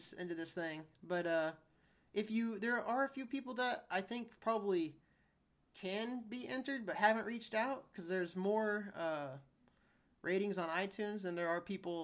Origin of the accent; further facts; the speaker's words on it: United States; I'm an American